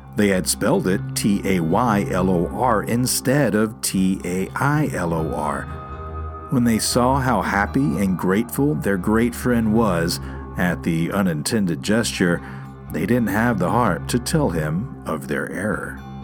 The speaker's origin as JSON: {"language": "English", "town": "Taylor", "region": "Texas", "country": "United States", "tie": "born or raised there"}